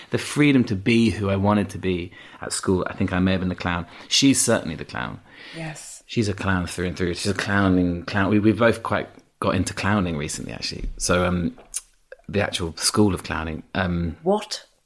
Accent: Yorkshire and the Humber, United Kingdom; accent: Yorkshire; I had an accent. I had a strong Yorkshire accent till I was about um, 11, 12, yeah.

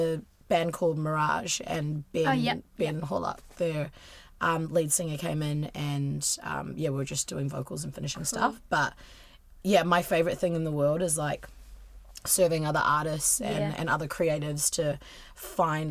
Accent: Waikato, New Zealand; I'm from the Waikato, and Raglan is where me and my family used to holiday

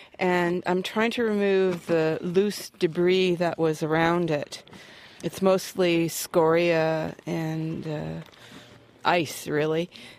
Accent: Pembroke, Ontario, Canada; I'm from Pembroke, Ontario, Canada.

